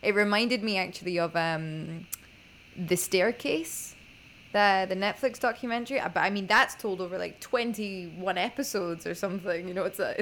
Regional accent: Scotland, United Kingdom; I was raised in Scotland

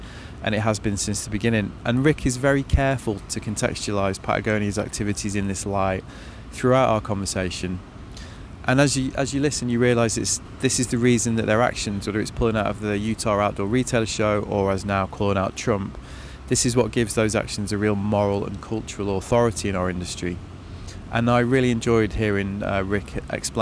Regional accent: Manchester, North West England, United Kingdom; That's my hometown, actually.

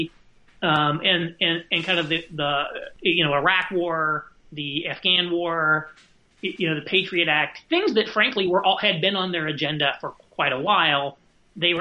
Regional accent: Indiana, United States; moved away as an adult; also born or lived in New York City; now in Indianapolis, United States; we actually just moved back to Indianapolis. We're both from Indiana, close to the family, in December

